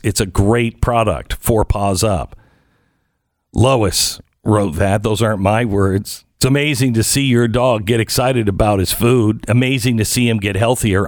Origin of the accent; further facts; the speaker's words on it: Seattle, Washington, United States; moved away; I grew up in the West, I unfortunately grew up in this Seattle area